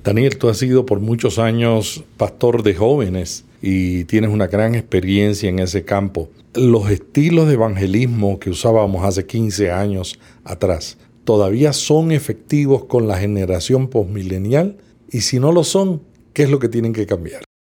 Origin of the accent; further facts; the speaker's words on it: Puerto Rico; En el Caribe, en Puerto Rico, le decimos las hermanitas del moño.